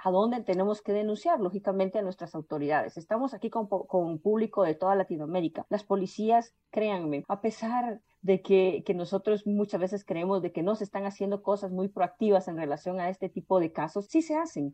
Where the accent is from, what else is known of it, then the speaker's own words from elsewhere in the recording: Guatemala; moved away as an adult; now in Brazil; Soy una chica guatemalteca que vive actualmente en Brasil